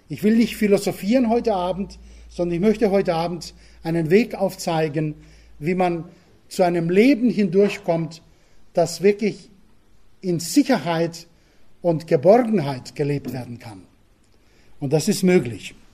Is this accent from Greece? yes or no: yes; Crete, Greece; German is a second language; moved away as an adult; now in Germany; Nein, ich bin auf Kreta geboren ähm, und aufgewachsen. 19 Jahre habe ich dort verbracht, bis meine jetzige Frau kam. Und sie hat mich nach Bayern entführt.